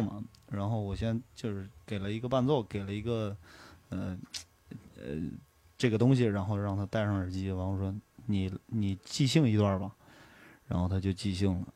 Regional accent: Hailar, Inner Mongolia, China; 一米河，呃，是我老家的一条河嘛，就是嗯。那个呼伦贝尔海拉尔

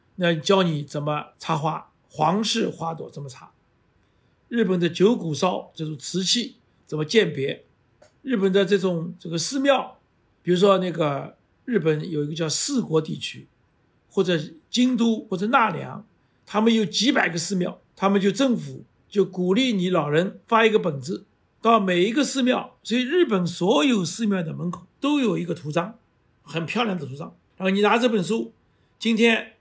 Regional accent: Shanghai, China; 我自己女儿上海人她都听不懂，所以现在上海人都讲普通话了

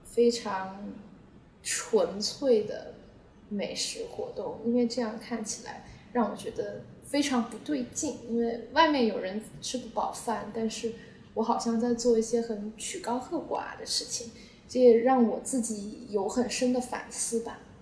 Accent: Guangzhou, Guangdong, China; moved away as an adult; now in United States; 因为我自己是在广州长大

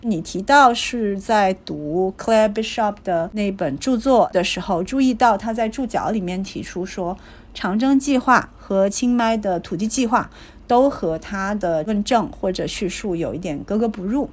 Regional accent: Guangzhou, Guangdong, China; 我是在广州出生的

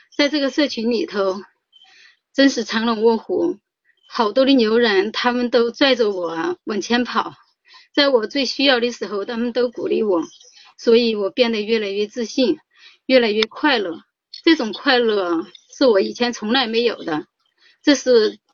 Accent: Sichuan, China; now in Tianjin, China; 我来自四川，现定居天津

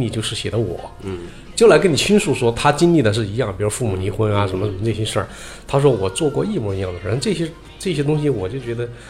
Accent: China; 就是我找准的无非就是说我作为一个个人，我作为一个中国人，我觉得他在什么地方影响我、打动我了。

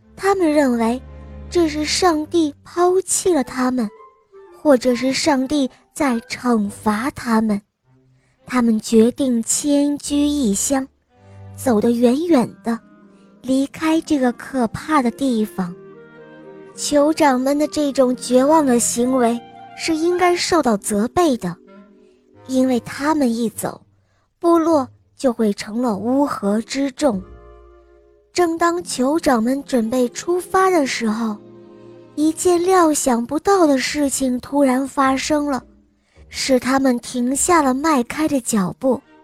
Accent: Sichuan, China; 我来自四川

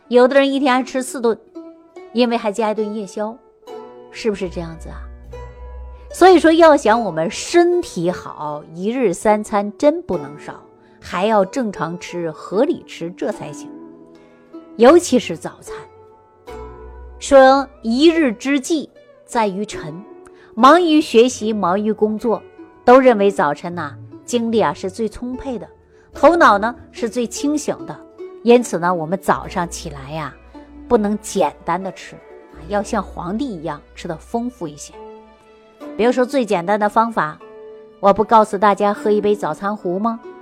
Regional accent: Sichuan, China; 我们四川人喜欢吃泡菜

